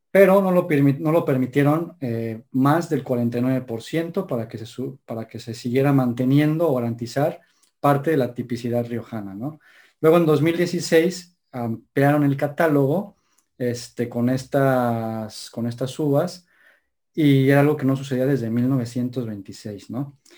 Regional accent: Puebla, Mexico; Oye, Puebla, es que yo soy poblano, Mr. Este René. ¿Perdona? Creo que yo soy poblano, René. ¿Qué dices de Puebla?

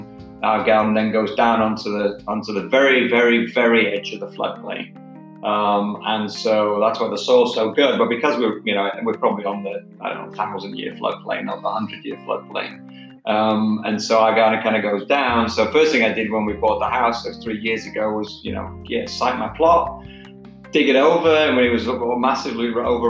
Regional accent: Manchester, North West England, United Kingdom; We had a fairly big garden growing up in Manchester, and I always had my own little side of garden.

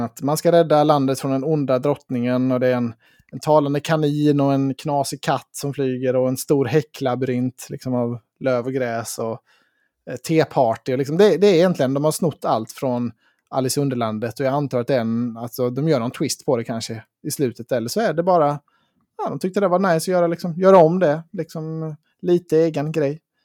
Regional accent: Sweden; som svensk

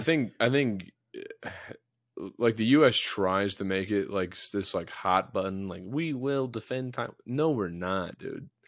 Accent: United States; as an American

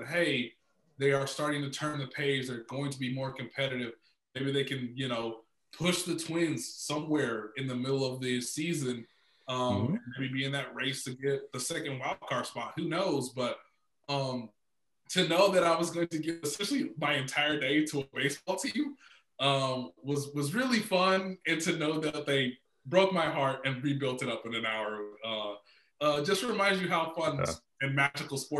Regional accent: Kansas City, United States; I spent many years growing up in Kansas City, where I'm born and raised

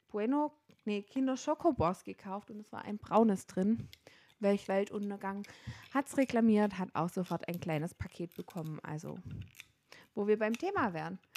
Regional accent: Baden-Württemberg, Germany; now in Nuremberg, Germany; also ich komme ursprünglich nicht aus Nürnberg, ich komme aus dem schönen Schwabenländle

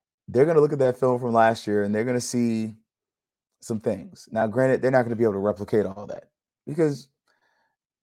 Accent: Tallahassee, Florida, United States; now in Orlando, United States; growing up in Tallahassee

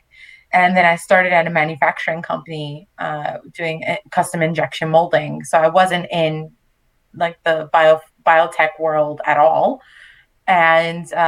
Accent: New York City, New York, United States; moved away as an adult; also born or lived in Manhattan / Long Island / Puerto Rico (family); now in France; I was born and raised in Brooklyn, so definitely grew up on hip hop and R&B

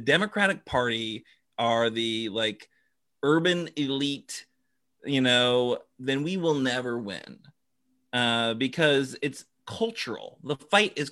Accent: Seattle, Washington, United States; I'm from Seattle

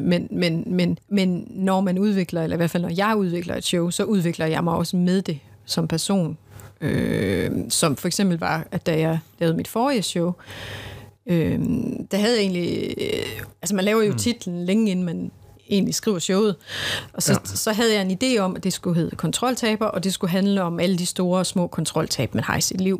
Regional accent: Central Jutland, Central Denmark Region, Denmark; jeg kommer også fra Midtjylland

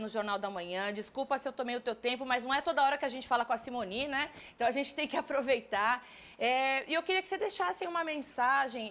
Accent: São Paulo, Brazil; eu sou de São Paulo

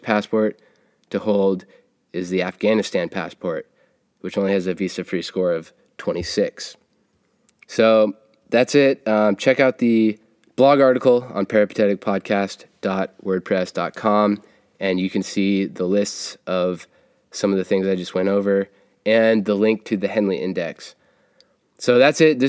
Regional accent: United States; as an American

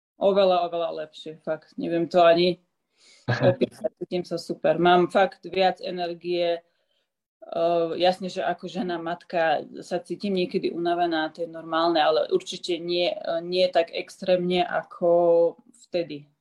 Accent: Slovakia; now in Switzerland; ostala som rok doma na Slovensku

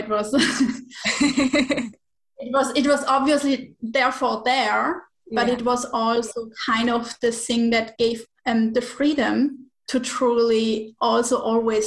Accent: Switzerland; moved away as an adult; now in Menorca, Spain; I'm originally from Switzerland. So 5 years ago, 4 years ago, we moved from Switzerland to Spain.

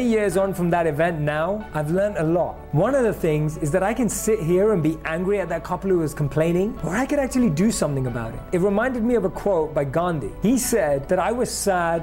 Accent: London, United Kingdom; Growing up in London

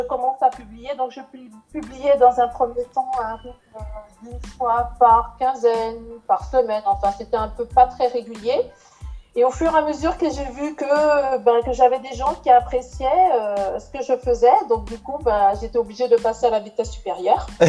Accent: Martinique; étant d'origine antillaise, hein, je suis martiniquaise.

